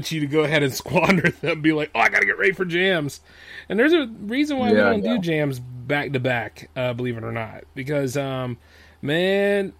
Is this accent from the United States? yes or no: yes; Delaware, United States; I'm from Delaware